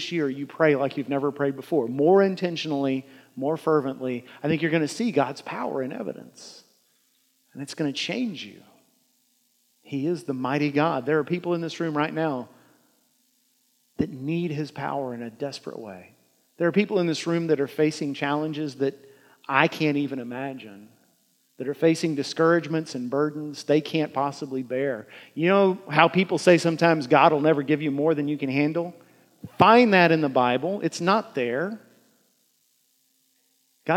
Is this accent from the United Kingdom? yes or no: no; United States; As American Christians